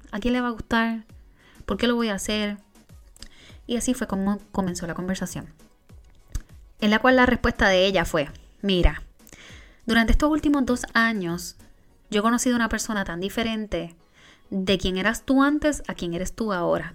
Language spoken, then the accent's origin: Spanish; Puerto Rico; moved away; Boricua fuera de la isla